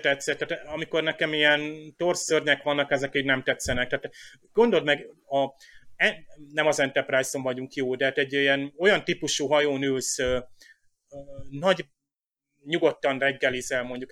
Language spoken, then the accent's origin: Hungarian; Hungary; én magyar vagyok